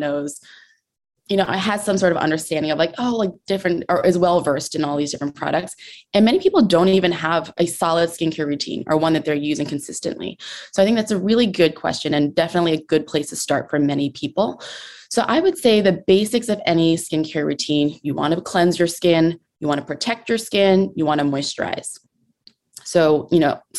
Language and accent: English; New Jersey, United States; I'm from New Jersey.